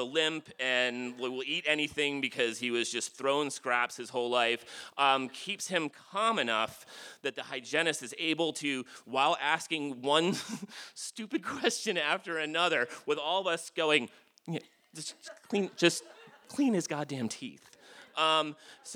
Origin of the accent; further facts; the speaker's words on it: Jersey Shore, New Jersey, United States; I grew up on the Jersey Shore